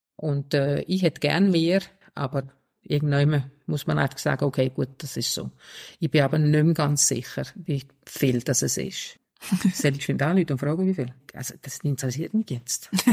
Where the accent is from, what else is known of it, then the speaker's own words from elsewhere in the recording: Denmark; now in Switzerland; ich bin ursprünglich aus Dänemark